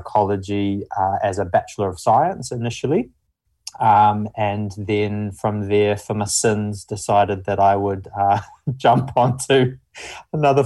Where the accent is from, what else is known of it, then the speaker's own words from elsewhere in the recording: New Zealand; accent: mumbly; moved away; I'm initially from New Zealand. You can probably tell from the mumbly accent. So I'm from like a small farming town initially.